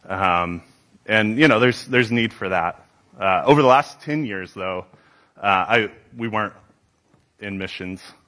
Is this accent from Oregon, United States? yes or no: yes; Newberg, Oregon, United States; I grew up in Newburgh. Love this town.